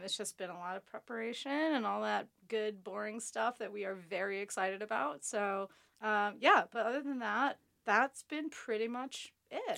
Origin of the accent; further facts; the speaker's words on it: United States; now in London, United Kingdom; I'm from America